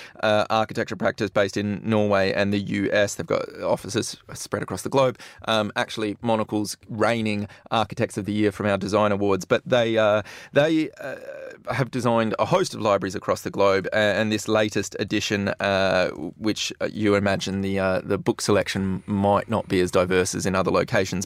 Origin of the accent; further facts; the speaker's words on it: Western Australia, Australia; I'm West Australian